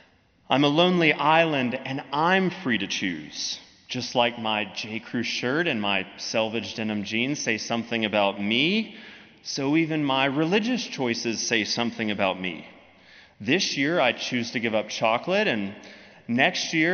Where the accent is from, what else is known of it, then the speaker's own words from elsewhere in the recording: United States; also born or lived in Birmingham; us as American Christians